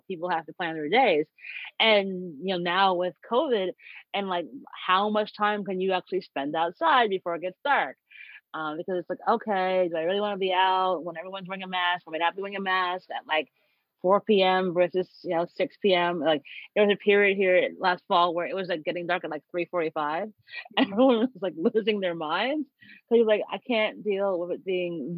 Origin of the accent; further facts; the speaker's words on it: Long Island, New York, United States; I grew up on Long Island